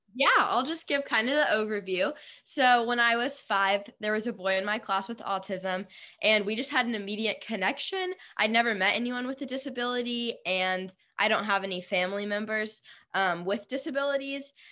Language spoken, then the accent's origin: English; Nashville, Tennessee, United States; I'm from Nashville